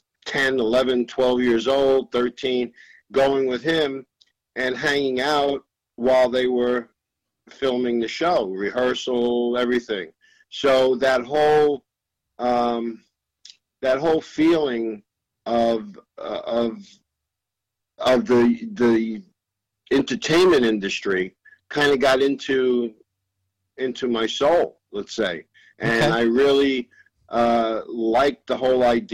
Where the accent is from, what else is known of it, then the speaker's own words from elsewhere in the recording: New York City, New York, United States; also born or lived in Long Island; I was born in Manhattan, grew up in Manhattan